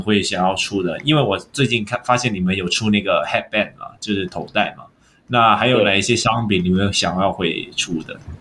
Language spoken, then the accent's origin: Chinese; Hong Kong; 作为香港人